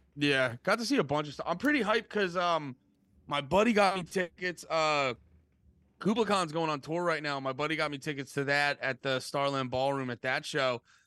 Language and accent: English; Allentown, Pennsylvania, United States; now in New Jersey, United States; originally from, uh, right outside of Allentown, P